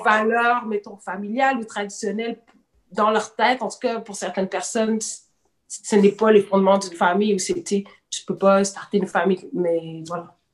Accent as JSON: {"language": "French", "region": "Quebec", "country": "Canada", "also_born_or_lived": "Senegal", "said": "Je suis considérée comme une Canadienne. je ne vis pas là. tu comprends? Mes parents sont blancs, sont québécois"}